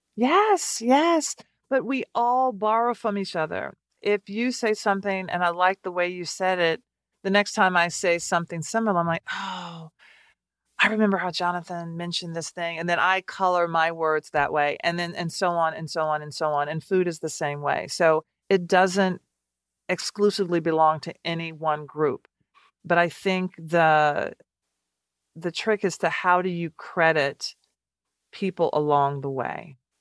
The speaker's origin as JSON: {"language": "English", "town": "Nashville", "region": "Tennessee", "country": "United States", "tie": "born or raised there", "moved": "as an adult", "lives_now": "Washington, D.C., United States"}